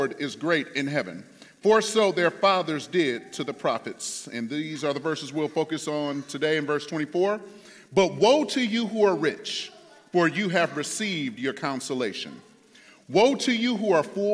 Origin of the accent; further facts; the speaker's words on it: Detroit, Michigan, United States; I was in my hometown, Detroit